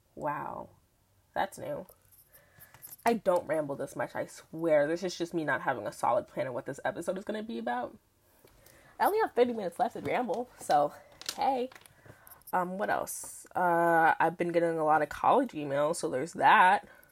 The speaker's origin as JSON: {"language": "English", "town": "New York City", "region": "New York", "country": "United States", "tie": "born or raised there", "said": "I'm from Queens, New York, born and raised"}